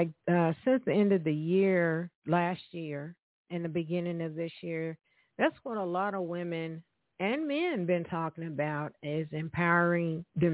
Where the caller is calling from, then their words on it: Evansville, Indiana, United States; I am calling from Evansville, Indiana.